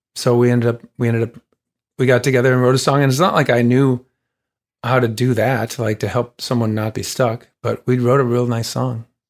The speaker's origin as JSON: {"language": "English", "town": "Saint Paul", "region": "Minnesota", "country": "United States", "tie": "born or raised there", "said": "Saint Paul played it a bunch of times, a non-embarrassing number of times in my hometown"}